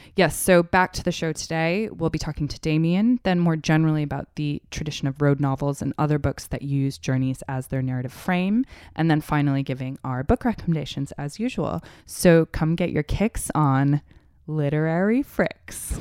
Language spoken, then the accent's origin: English; United States; I'm from the States